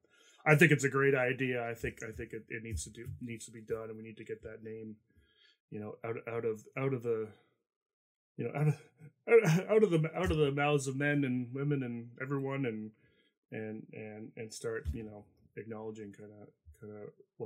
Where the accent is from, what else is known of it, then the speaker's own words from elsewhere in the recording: Canada; I'm Canadian